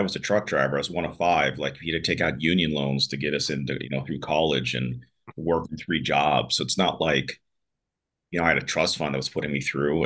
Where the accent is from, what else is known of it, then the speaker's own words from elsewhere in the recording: Pittsburgh, Pennsylvania, United States; moved away as an adult; also born or lived in Washington, D.C. / Malibu; I grew up in Pittsburgh